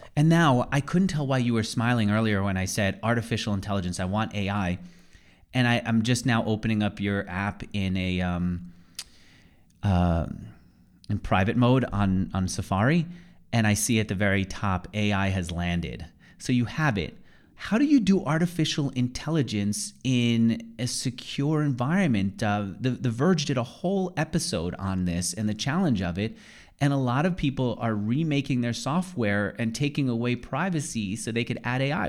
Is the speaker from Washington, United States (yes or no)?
no; New York, United States; moved away as an adult; now in Austin, United States; I grew up in New York, and I really didn't believe that people could see the stars for most of my childhood.